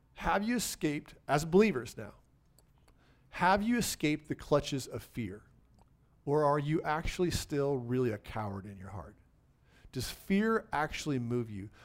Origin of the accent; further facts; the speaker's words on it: United States; I happen to be an American citizen